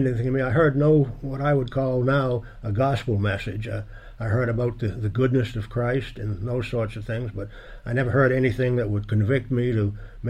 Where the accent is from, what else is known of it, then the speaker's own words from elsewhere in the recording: Maine, United States; I had very little activity church-wise growing up. There were two big churches up there that were both Catholic churches